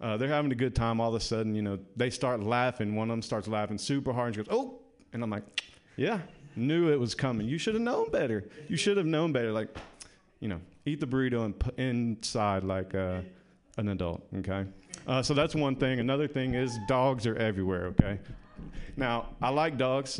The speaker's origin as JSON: {"language": "English", "region": "the South", "country": "United States", "moved": "yes", "lives_now": "San Francisco, United States", "said": "I am from the South"}